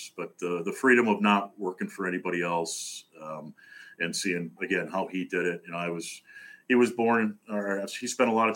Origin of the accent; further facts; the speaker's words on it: White Bear Lake, Minnesota, United States; I grew up in the northern suburbs of the Twin Cities of Minnesota, specifically White Bear Lake.